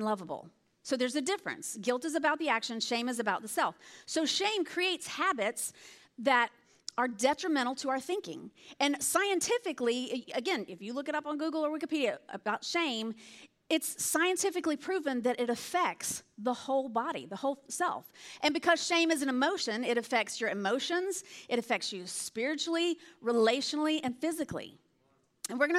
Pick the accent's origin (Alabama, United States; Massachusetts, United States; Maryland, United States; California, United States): Alabama, United States; moved away; I'm from Alabama. That's hence the accent. You'll hear me say y'all or all y'all or whatever.